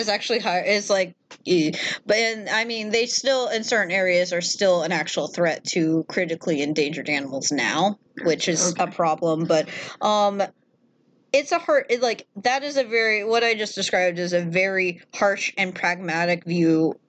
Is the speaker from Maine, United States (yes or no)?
yes; Maine, United States; Yeah, you can't just be like, well, you're in the streets of New York now. I'm from Maine.